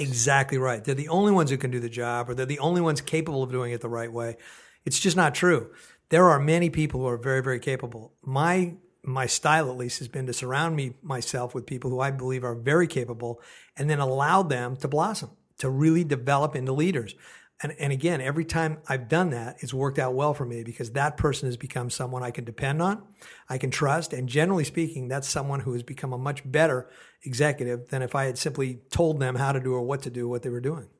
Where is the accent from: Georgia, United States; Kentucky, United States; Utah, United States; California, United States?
California, United States; Oakland; also born or lived in San Francisco, California; now in Portland, United States; I'm from Oakland, California, born and raised.